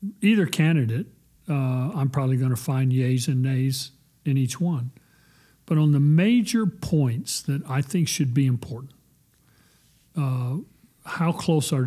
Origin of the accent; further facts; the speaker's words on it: Texas, United States; I'm a child of God before I'm a Texan, and I'm probably even more proud of being a Texan